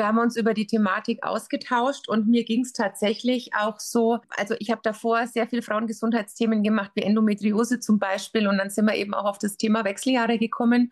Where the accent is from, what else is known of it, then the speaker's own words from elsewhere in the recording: Bavaria, Germany; bei uns in Bayern